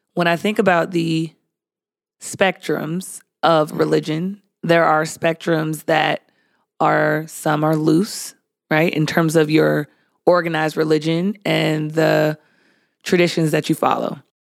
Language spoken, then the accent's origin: English; San Diego, California, United States; I grew up in San Diego.